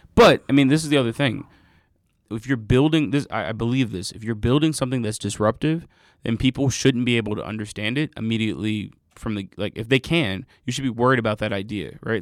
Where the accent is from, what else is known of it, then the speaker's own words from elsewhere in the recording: Atlanta, Georgia, United States; also born or lived in Inglewood, Los Angeles / North Carolina; I'm from Atlanta. I'm, I grew up mostly in Atlanta. I was born in L A, but grew up here.